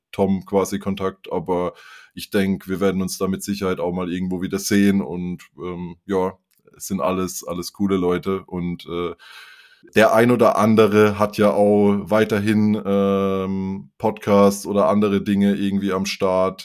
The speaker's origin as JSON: {"language": "German", "area": "near Karlsruhe", "region": "Baden-Württemberg", "country": "Germany", "tie": "born or raised there", "said": "ich komme eben aus der Nähe von Karlsruhe und da ist Fasching auch groß bei uns"}